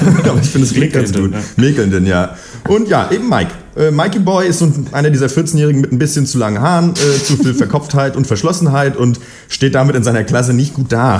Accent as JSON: {"language": "German", "region": "Berlin", "country": "Germany", "said": "ich komme aus Berlin"}